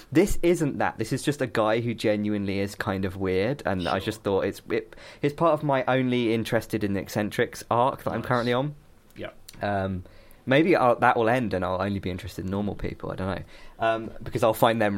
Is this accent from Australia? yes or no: no; United Kingdom; as a British person.